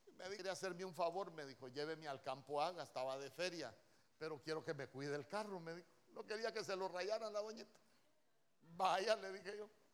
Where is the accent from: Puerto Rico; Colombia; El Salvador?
El Salvador; moved away; cuando me vine de mi tierra El Salvador